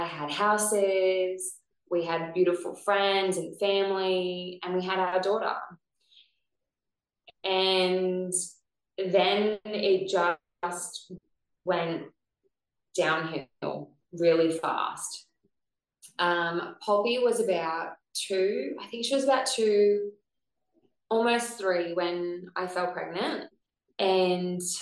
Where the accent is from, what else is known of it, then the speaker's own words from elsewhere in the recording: Gold Coast, Queensland, Australia; I'm from the Gold Coast